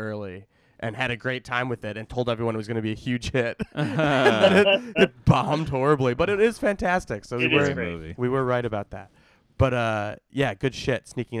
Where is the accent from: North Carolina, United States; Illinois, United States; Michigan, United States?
Illinois, United States; Skokie; there was a one screen theater in my hometown that now is like they do stand-up comedy there and stuff. It's the Skokie Theater.